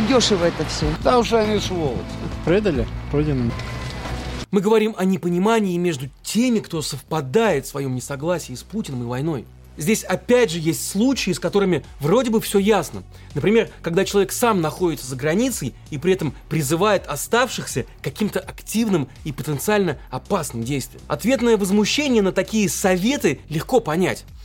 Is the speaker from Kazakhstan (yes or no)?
no; Russia; мы родились и выросли в России